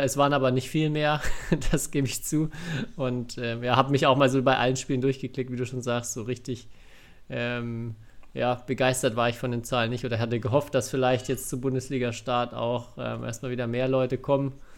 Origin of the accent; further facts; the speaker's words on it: Bavaria, Germany; ich komme zwar aus Bayern